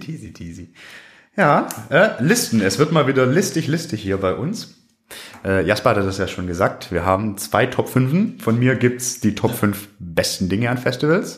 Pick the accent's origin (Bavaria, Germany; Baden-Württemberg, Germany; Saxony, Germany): Baden-Württemberg, Germany; Swabia; ich bin aus dem Schwabeländle